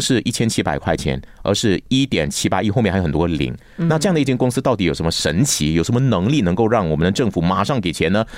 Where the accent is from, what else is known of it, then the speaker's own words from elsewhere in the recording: Malaysia; 我小时候住在新村甘蹦嘛